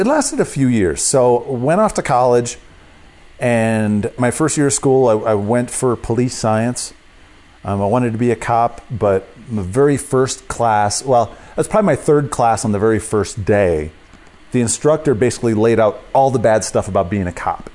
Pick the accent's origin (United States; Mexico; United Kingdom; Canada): United States; Columbia County, South Central Wisconsin; I grew up in South Central Wisconsin, about thirty miles straight north of Madison.